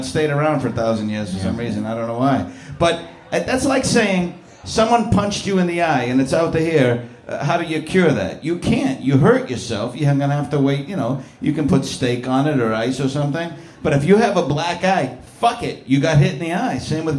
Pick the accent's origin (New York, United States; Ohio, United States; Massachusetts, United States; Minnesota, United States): Massachusetts, United States; Boston; I am from Southie, but that's my mad team.